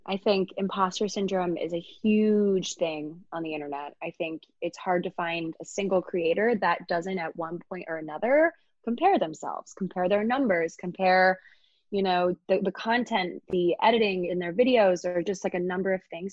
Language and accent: English; Annapolis, Maryland, United States; moved away as an adult; now in New York City, United States; I'm from Maryland, so downtown Annapolis is where I'm from